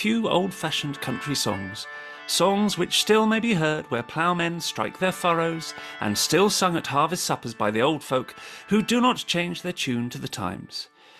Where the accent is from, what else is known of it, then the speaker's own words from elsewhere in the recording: Winchester, South East England, United Kingdom; accent: Yorkshire; now in Sheffield, United Kingdom; they'll be hearing the thick Yorkshire accent that I've acquired over 18 years living in Sheffield, but I am actually from Winchester originally, so there is a sort of local interest for me here